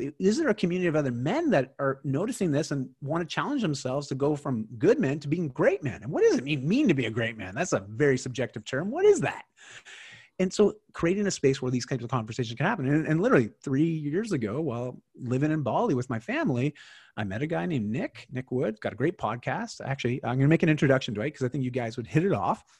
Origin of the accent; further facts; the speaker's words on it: Canada; I'm Canadian